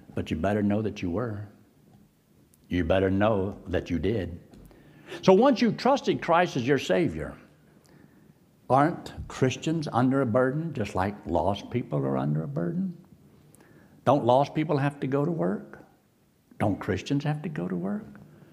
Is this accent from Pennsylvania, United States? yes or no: yes; Rimersburg, Pennsylvania, United States; moved away; also born or lived in Athens, Georgia; my parent told me I was in Reimersburg, Pennsylvania